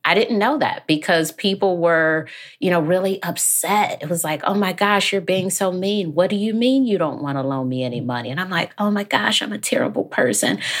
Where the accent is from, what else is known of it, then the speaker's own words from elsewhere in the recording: Detroit, Michigan, United States; I grew up in Detroit